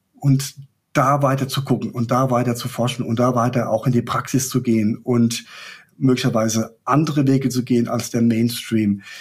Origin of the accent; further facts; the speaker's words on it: Rhineland-Palatinate, Germany; Ich komme aus der Pfalz